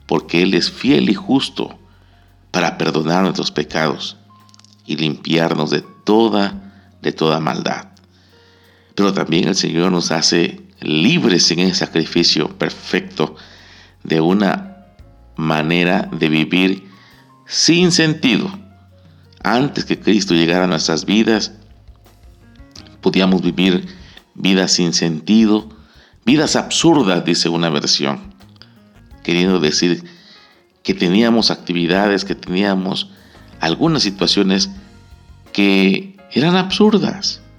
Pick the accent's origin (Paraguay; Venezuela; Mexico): Mexico; Como buenos mexicanos celebramos la libertad, la independencia de México, de aquel yugo de esclavitud español que estuvo por 300 años en nuestro país, en nuestro territorio, ya que éramos colonia española.